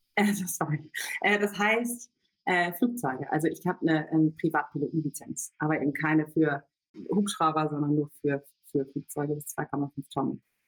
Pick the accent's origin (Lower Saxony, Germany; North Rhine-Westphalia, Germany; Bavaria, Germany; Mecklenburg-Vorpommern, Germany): Lower Saxony, Germany; between Cuxhaven and Hamburg; moved away as an adult; also born or lived in Göttingen / London; now in Berlin, Germany; ich komme eigentlich geboren aus der Nähe von Hamburg, vom Land, zwischen Cuxhaven und Hamburg